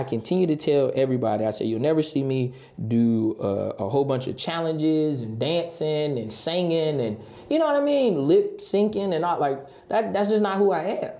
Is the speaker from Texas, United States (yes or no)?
no; Halifax County, North Carolina, United States; also born or lived in South Florida; now in Raleigh, United States; I grew up in Halifax County